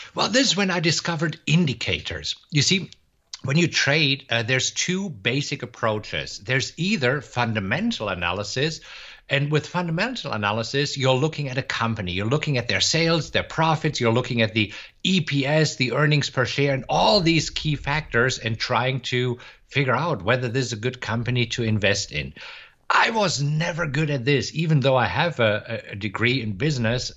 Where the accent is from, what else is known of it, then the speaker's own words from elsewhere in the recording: Germany; moved away as an adult; also born or lived in Munich, Germany; now in Austin, United States; originally, I am from Germany, but I live in Austin, Texas right now